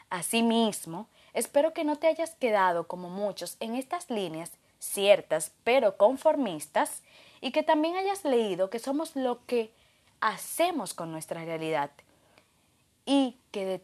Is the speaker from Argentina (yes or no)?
no; Dominican Republic; de República Dominicana, psicólogo organizacional especialista en gestión humana y felicidad laboral